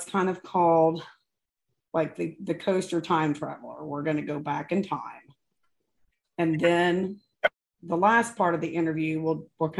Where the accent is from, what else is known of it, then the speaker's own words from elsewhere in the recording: Maysville, Kentucky, United States; I grew up in Maysville, Kentucky